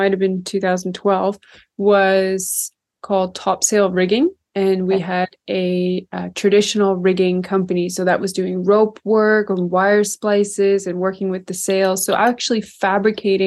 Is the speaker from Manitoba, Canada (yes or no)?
no; north of Kingston, Ontario, Canada; I'm originally from Lake Ontario, which is the Great Lakes region on the Canadian side. So I'm from north of Kingston, Ontario. And I grew up really just outside